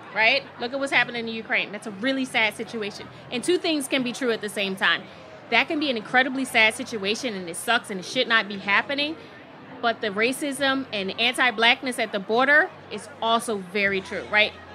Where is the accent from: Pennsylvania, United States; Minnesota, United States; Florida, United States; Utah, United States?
Pennsylvania, United States; Philadelphia; I'm from North Philadelphia